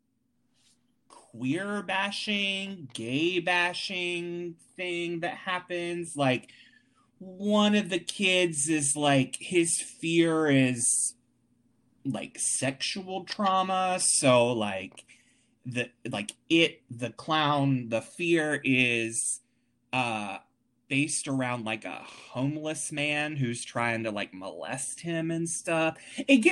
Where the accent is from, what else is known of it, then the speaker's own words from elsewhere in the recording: Wilmington, North Carolina, United States; now in Richmond, United States; my hometown of Wilmington, North Carolina, which is where I'm originally from